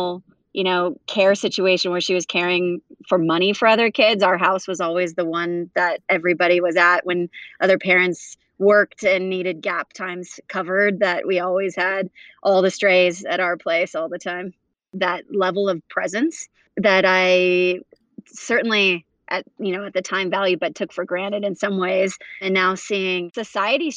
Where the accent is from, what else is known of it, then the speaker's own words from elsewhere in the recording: Huntington Beach, California, United States; also born or lived in South Africa; we grew up in Huntington Beach, and it wasn't until I was about 10 where I moved between South Africa and California.